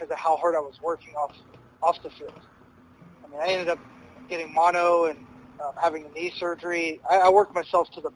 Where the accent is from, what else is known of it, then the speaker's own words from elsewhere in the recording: Knoxville, Tennessee, United States; moved away as an adult; also born or lived in Murfreesboro, Tennessee; where I grew up in Knoxville